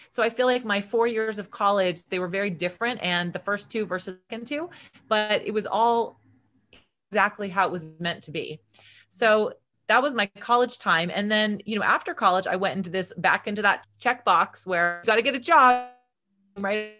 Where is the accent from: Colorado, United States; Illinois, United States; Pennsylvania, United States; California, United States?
California, United States; Agoura Hills; also born or lived in Los Angeles / Conejo Valley / Santa Barbara; I grew up in Agora Hills, which is just outside of Los Angeles with my parents and my brother.